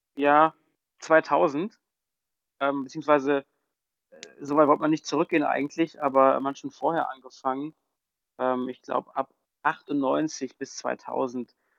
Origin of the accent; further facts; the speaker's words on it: Düsseldorf, North Rhine-Westphalia, Germany; moved away; als geborener Düsseldorfer